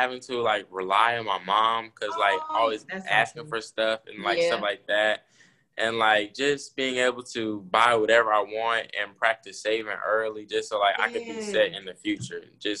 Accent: Missouri, United States; I'm from Missouri. I'm a 16-year-old entrepreneur.

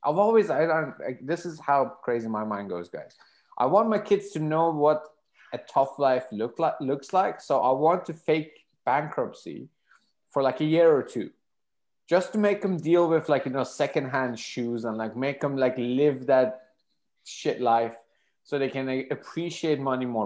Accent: Iran; moved away as an adult; now in United Kingdom; I'm from Iran, uh, my country got sanctioned to hell around 2011

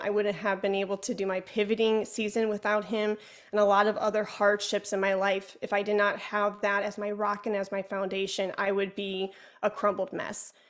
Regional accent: Chicago, Illinois, United States; accent: Chicago; my Chicago accent

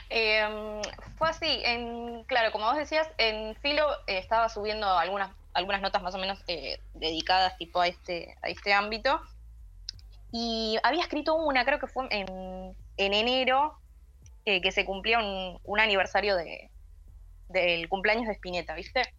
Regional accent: Bahía Blanca, Buenos Aires Province, Argentina; moved away as an adult; now in Buenos Aires, Argentina; yo soy de Bahía Blanca, así que estudié allá, hice tres años, eh, terminé la tecnicatura y me vine para Capital.

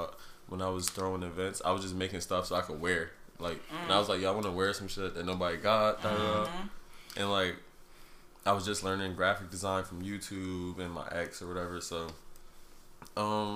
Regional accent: New Jersey, United States; moved away as an adult; now in Philadelphia, United States; I'm from New Jersey, but I live in Philadelphia

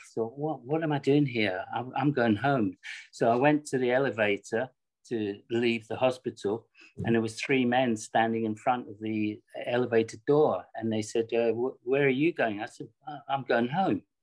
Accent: Scotland, United Kingdom; when I grew up in Scotland, I was living in a very, very downtrodden area

